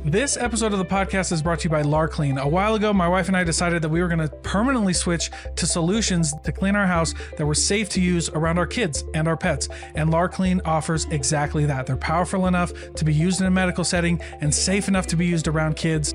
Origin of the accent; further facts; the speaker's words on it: Iowa, United States; We're from Iowa.